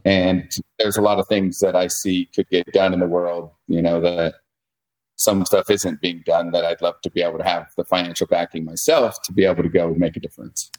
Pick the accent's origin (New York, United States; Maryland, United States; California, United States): California, United States; South Lake Tahoe; I'm born and raised in Lake Tahoe